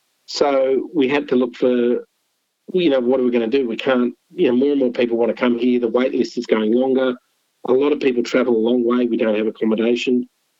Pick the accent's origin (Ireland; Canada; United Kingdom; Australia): Australia; Canberra, Australian Capital Territory; also born or lived in Sydney / Philippines / Lebanon; I went to school in Canberra. So I was born in Sydney.